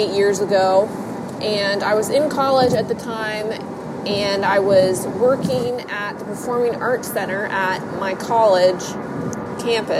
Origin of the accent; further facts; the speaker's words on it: Ohio, United States; I'm from Ohio